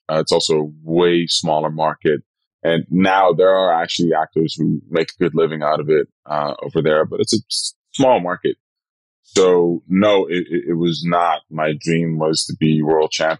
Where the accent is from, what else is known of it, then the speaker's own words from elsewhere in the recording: Rotterdam, South Holland, Netherlands; English is a second language; moved away as an adult; also born or lived in Suriname; now in United States; Rotterdam is where I grew up in the Netherlands.